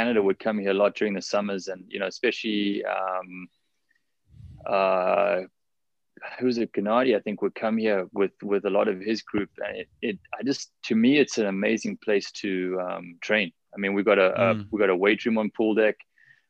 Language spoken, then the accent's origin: English; South Africa; also born or lived in California; now in Honolulu, United States; growing up in South Africa